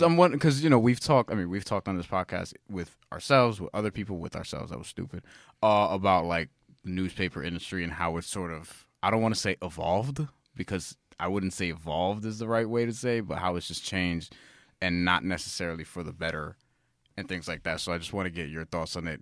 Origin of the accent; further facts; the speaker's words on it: New York, United States; I've always lived in New York. We've always lived in New York